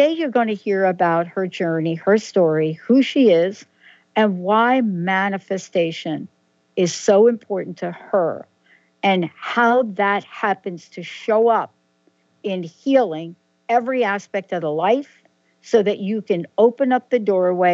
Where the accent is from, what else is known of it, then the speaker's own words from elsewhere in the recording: East Coast, United States; moved away; also born or lived in Pacific Northwest; I lived in the Pacific Northwest and, of course, grew up on the East Coast.